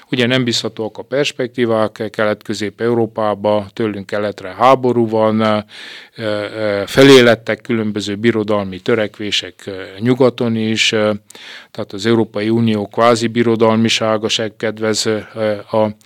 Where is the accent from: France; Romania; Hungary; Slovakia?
Romania; Székely Land; Én úgy látom, és természetesen székelyként úgy gondolom, hogy alapvetően fontos.